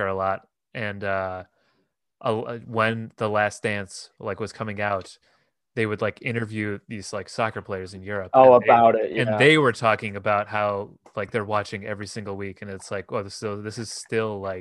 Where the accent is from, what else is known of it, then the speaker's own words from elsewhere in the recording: Chicago, Illinois, United States; growing up in the Chicago area